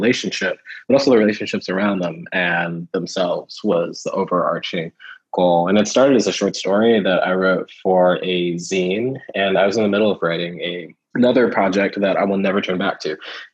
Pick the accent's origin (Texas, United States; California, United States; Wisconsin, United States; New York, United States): Texas, United States; Houston; also born or lived in Kentucky; moved to Texas when I was like 3 or so. And the first house we lived in was like just outside of Houston proper.